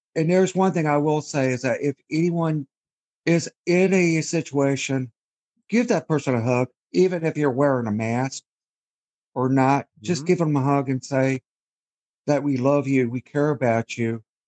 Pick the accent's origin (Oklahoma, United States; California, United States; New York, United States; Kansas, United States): Kansas, United States; Wichita; also born or lived in Scotland; Was born in Scotland, but raised in the United States, Wichita, Kansas